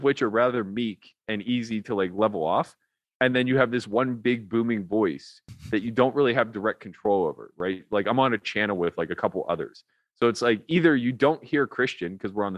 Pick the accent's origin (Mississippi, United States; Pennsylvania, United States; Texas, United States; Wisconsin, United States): Pennsylvania, United States; Pittsburgh; I'm from Pittsburgh, like the land of ketchup.